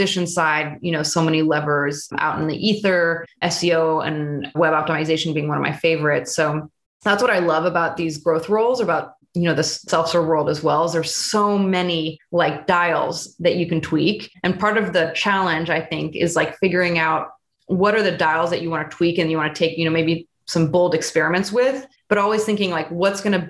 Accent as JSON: {"language": "English", "area": "Bay Area", "region": "California", "country": "United States", "tie": "born or raised there", "said": "Born and raised in the Bay Area. My parents immigrated from France, so kind of have that connection"}